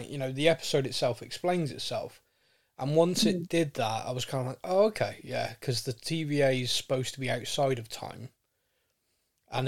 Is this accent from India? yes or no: no; Bristol, South West England, United Kingdom; I'm being from Bristol